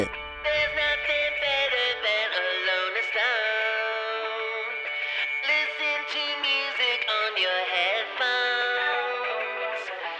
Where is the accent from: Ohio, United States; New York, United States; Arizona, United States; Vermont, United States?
Vermont, United States; Brattleboro; my hometown of Brattleboro, Vermont.